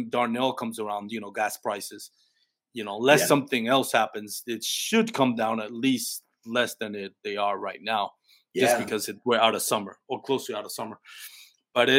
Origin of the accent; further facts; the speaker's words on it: Puerto Rico; now in Texas, United States; I'm an adopted Texan. I'm a Texan Puerto Rican.